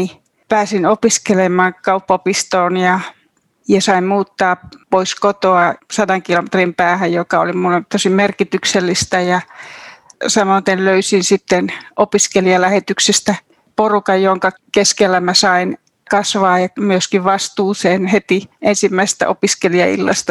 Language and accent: Finnish; Kuhmo, Kainuu, Finland; moved away; minä olen Kainuusta, Kuhmosta kotoisin ja Mä olen semmoisesta pienviljelytilalta kotoisin